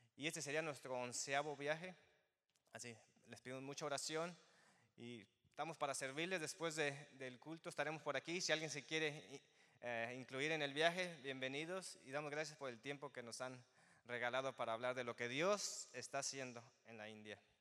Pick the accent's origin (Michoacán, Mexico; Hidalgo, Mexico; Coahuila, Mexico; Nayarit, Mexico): Michoacán, Mexico; Zinapécuaro; moved away as an adult; now in West Chicago, United States; Soy de Michoacán